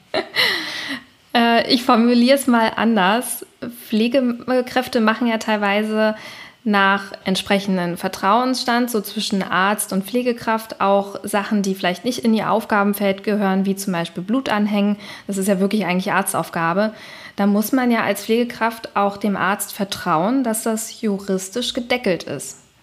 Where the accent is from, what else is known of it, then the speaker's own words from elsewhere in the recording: Berlin, Germany; ich bin ja selber Berlinerin